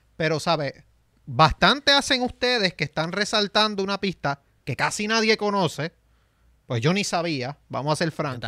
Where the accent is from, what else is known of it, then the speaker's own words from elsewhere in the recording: San Sebastián, Puerto Rico; yo soy de San Sebastián